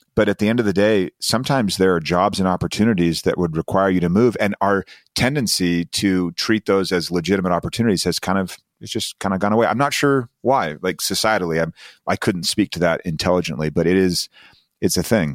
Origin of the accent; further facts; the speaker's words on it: Utah, United States; I'm coming from Utah